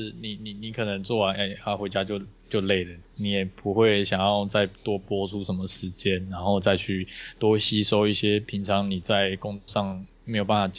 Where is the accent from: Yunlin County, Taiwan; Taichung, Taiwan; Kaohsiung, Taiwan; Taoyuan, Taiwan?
Taichung, Taiwan; 因为我也是从台中上来的。